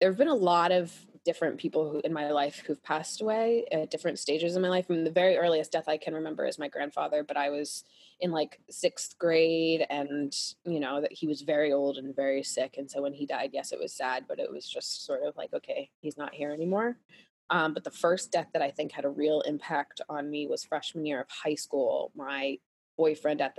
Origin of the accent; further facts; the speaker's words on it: Pennsylvania, United States; where I grew up in Pennsylvania